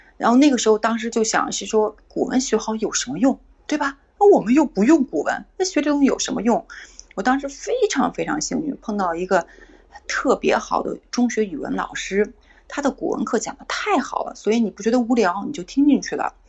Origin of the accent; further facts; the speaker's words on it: China; 我们作为中国人